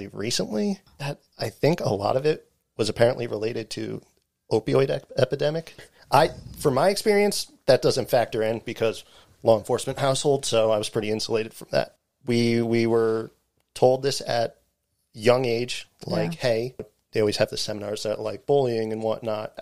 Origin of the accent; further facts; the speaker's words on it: New Jersey, United States; the area I grew up in New Jersey